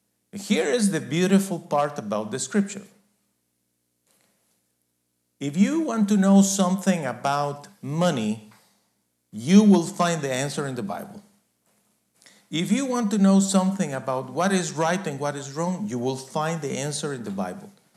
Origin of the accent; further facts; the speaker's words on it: Guatemala; I was born in Guatemala